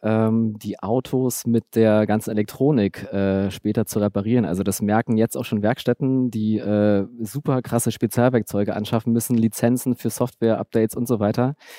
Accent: Berlin, Germany; ich bin in, in Ostberlin Tübingen groß geworden, in Herresdorf im Südteil, so Einfamilienhausgegend

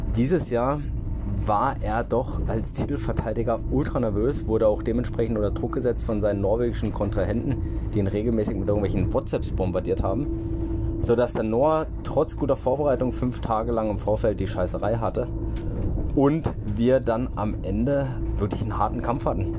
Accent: Freiburg, Baden-Württemberg, Germany; Ich komme aus Freiburg

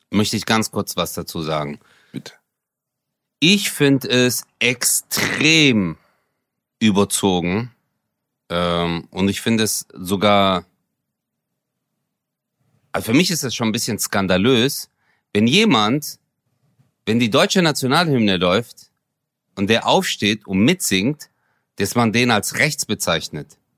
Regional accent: Turkey; now in Germany; Ich habe auch meine Identität hier. Und ich, sogar als Türke, als Moslem, sage

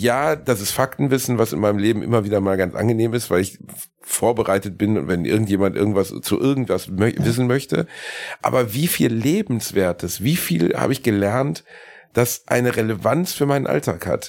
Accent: Gelsenkirchen, North Rhine-Westphalia, Germany; bei uns in Gelsenkirchen

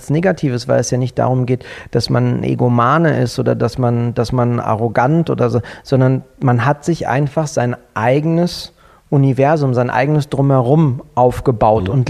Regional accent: Berlin, Germany; Weil aber meine Herkunft einfach ist, ich bin Berliner. Ich sehe mich auch nicht als Deutschen im, im ersten, sondern ich bin erstmal Berliner.

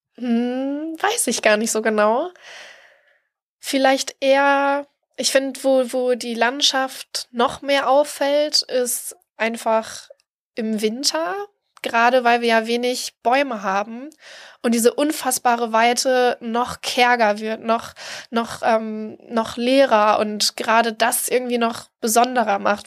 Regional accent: East Frisia, Lower Saxony, Germany; now in Hamburg, Germany; in Ostfriesland, wo ich herkomme

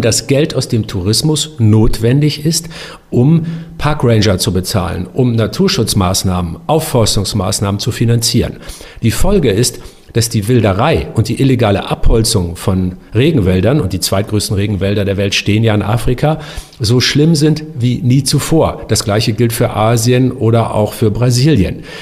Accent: Northern Germany, Germany; Ich bin ja auch ein Norddeutscher

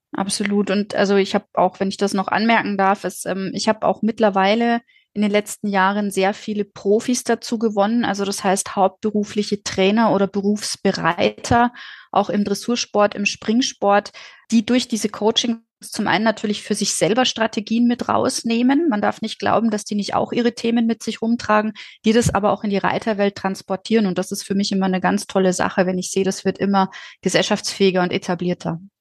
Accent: Dorsten, North Rhine-Westphalia, Germany; ich komme aus Dorsten in Nordrhein-Westfalen

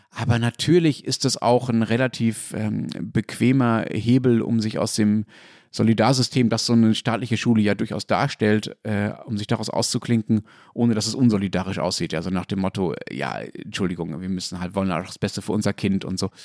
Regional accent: Dortmund, North Rhine-Westphalia, Germany; in Dortmund, wo ich aufgewachsen bin

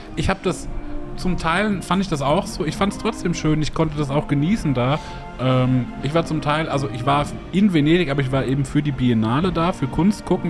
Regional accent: Hesse, Germany; ich äh, eben als Hesse

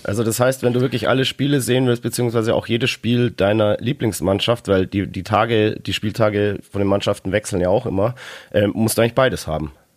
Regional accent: Bavaria, Germany; bei uns in Bayern

